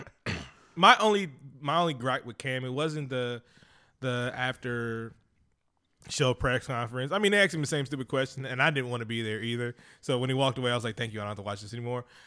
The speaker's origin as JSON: {"language": "English", "town": "Oakland", "region": "California", "country": "United States", "said": "I'm from Oakland, California"}